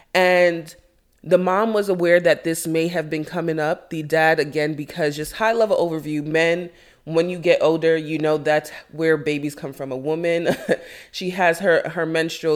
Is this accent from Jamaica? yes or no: yes; Jamaica; I am Jamaican